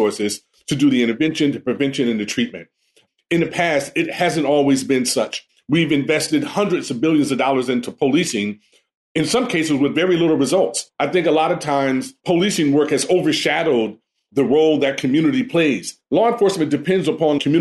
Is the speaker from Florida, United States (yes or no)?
no; Los Angeles, California, United States; I grew up in the Jordan-Down housing projects in Watts